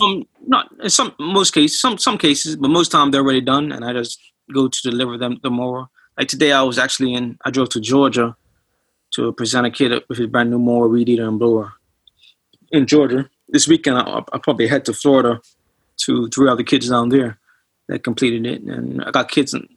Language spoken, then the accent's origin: English; Bermuda; moved away; I'm originally from Bermuda